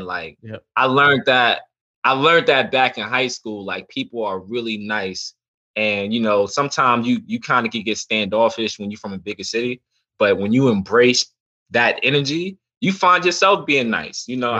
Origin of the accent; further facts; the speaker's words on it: New York City, New York, United States; I grew up in the Bronx, New York